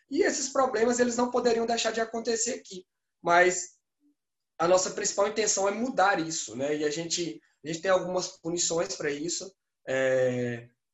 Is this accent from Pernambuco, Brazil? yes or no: yes; Pernambuco, Brazil; moved away; also born or lived in Minas Gerais; eu sou pernambucano